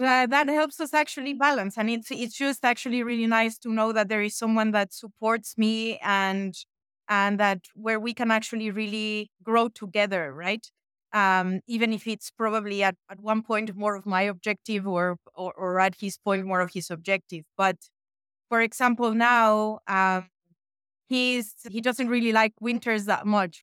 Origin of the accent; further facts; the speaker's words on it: Mexico; moved away as an adult; also born or lived in France / United States; now in Switzerland; I was born and raised in Mexico